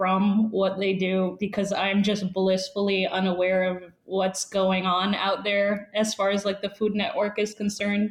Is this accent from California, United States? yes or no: no; New York City, New York, United States; also born or lived in New Jersey; New York City is where I'm from. Spent some time in New Jersey as well, but I grew up in New York City and was born there